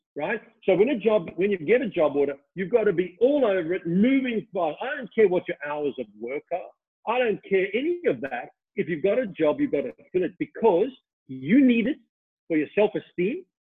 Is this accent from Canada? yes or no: no; Australia; I was from Australia